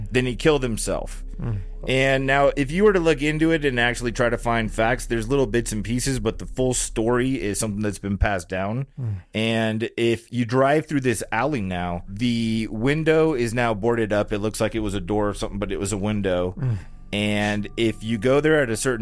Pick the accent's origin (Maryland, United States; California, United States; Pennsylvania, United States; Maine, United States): California, United States; Long Beach; we grew up in Long Beach